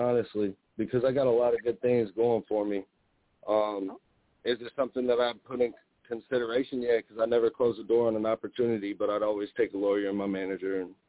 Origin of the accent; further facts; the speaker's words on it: La Porte, Indiana, United States; I'm from LaPorte, Indiana. I'm a local artist out here.